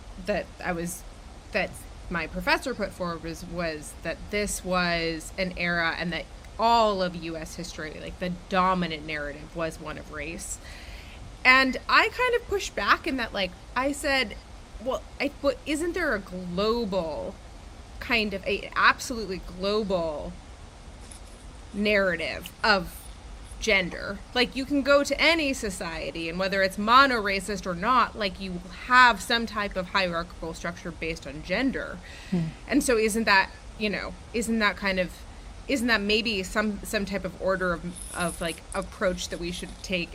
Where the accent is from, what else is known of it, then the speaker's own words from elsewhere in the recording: Rochester, New York, United States; moved away; I grew up in Rochester, New York